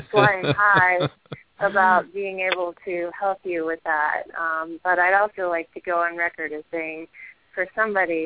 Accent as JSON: {"language": "English", "town": "Washington", "region": "District of Columbia", "country": "United States", "tie": "born or raised there", "said": "I was born and raised in the suburbs of Washington, D.C., and I grew up in a middle-class family."}